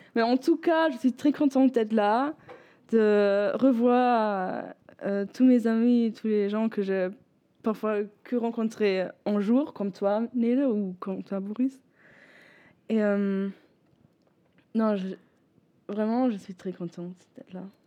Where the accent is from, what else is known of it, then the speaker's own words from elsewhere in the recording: Bremen, Germany; French is a second language; moved away as an adult; also born or lived in L'Aigle, France; now in southern Germany; je suis d'origine de Bremen, donc nord d'Allemagne